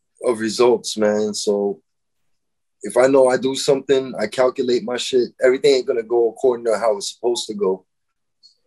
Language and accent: English; Florida, United States; moved away; I'm from Florida